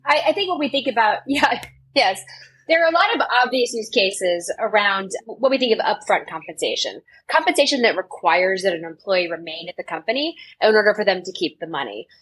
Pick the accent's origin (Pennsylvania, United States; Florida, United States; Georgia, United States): Florida, United States; Tampa; I grew up in Tampa, Florida.